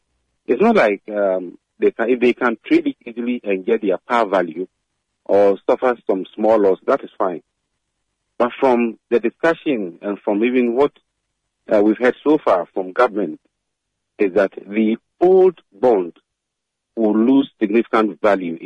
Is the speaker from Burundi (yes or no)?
no; Ghana; as a Ghanaian